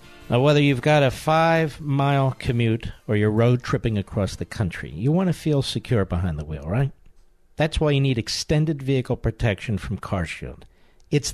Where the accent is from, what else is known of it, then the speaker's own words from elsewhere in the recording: Cheltenham, Pennsylvania, United States; I grew up in Cheltenham